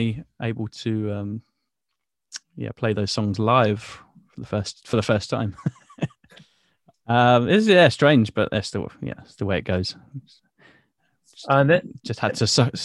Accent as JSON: {"language": "English", "town": "Bournemouth", "region": "South West England", "country": "United Kingdom", "tie": "born or raised there", "said": "in my hometown in Bournemouth"}